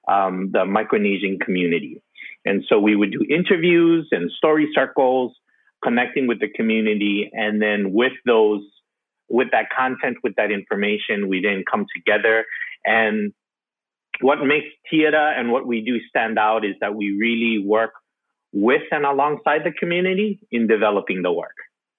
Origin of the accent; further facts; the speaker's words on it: Honolulu, Hawaii, United States; moved away as an adult; also born or lived in Laos; now in Los Angeles, United States; I was raised and I was born in Laos and came as a refugee, and I was raised in Hawaii. Grew up in Kalihi.